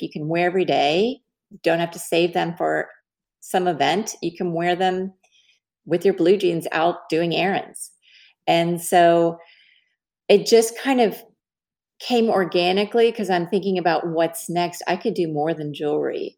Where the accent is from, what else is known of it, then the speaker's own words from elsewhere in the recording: Dallas, Texas, United States; I'm from Dallas